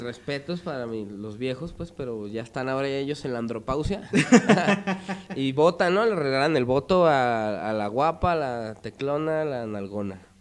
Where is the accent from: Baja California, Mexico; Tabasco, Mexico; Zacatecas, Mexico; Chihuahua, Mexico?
Zacatecas, Mexico; Jerez; yo nací en Jerez